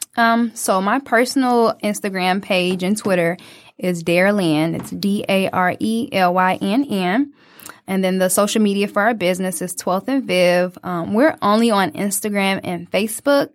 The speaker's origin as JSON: {"language": "English", "town": "Detroit", "region": "Michigan", "country": "United States", "tie": "born or raised there", "said": "a young twenty-year-old just growing up in Detroit"}